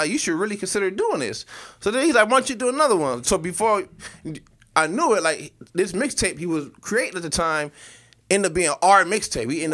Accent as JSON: {"language": "English", "town": "Akron", "region": "Ohio", "country": "United States", "said": "I'm from Akron"}